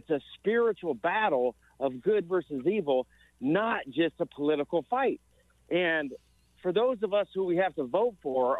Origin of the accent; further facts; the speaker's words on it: Ohio, United States; in my home state of Ohio